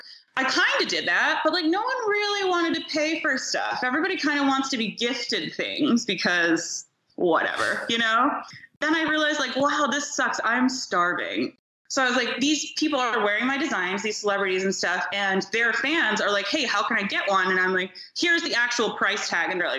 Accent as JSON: {"language": "English", "region": "New York", "country": "United States", "tie": "born or raised there", "also_born_or_lived": "Ohio", "moved": "yes", "lives_now": "Los Angeles, United States", "said": "I was born in New York"}